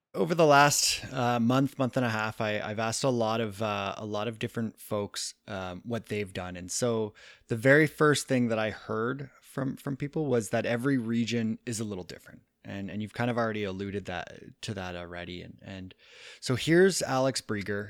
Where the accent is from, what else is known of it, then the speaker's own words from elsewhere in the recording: Kitchener, Ontario, Canada; moved away; I grew up out east and and with my local trails in my hometown, the the cut out in Kitchener, Ontario.